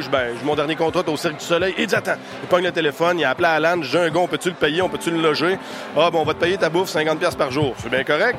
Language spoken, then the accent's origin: French; Ville-Marie, Quebec, Canada; Je suis originaire de Ville-Marie au Témiscamingue, à l'autre bout du Québec, c'est à la frontière à l'Ontario